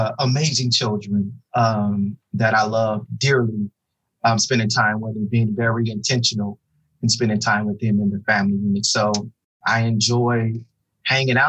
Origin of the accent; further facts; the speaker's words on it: Oklahoma City, Oklahoma, United States; moved away as an adult; now in Dallas-Fort Worth, United States; I'm originally from Oklahoma City, Oklahoma. Born and raised, went to high school there, undergrad for college, and then matriculated from Oklahoma to the great state of Texas, where I currently reside in the Dallas-Fort Worth area